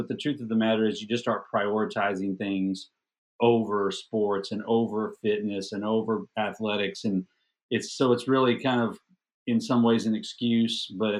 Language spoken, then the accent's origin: English; Odessa, Texas, United States; now in The Woodlands, United States; Well, I'm in Houston now. I live in a suburb of Houston called the Woodlands, mm-hmm. and we're on the north part of Houston. But I was raised out in Odessa, So I'm I actually graduated from a school called Permian High School out in Odessa